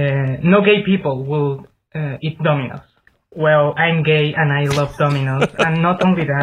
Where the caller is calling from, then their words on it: Japan; I'm calling from Japan.